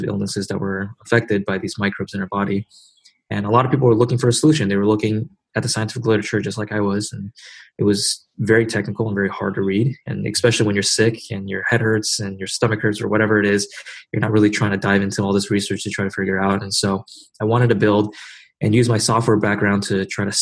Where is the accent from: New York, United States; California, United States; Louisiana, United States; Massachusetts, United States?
California, United States; Silicon Valley; grew up kind of in Silicon Valley